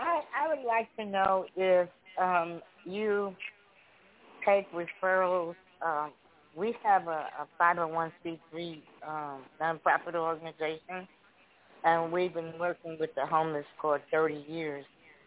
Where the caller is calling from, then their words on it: Chicago, Illinois, United States; I'm calling from Chicago.